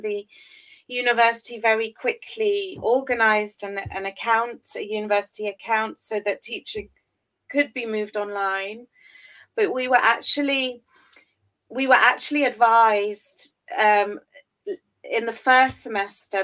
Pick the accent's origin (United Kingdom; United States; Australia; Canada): United Kingdom; England; moved away as an adult; now in Berlin, Germany; I'm originally from England, and that's where uh, I completed my studies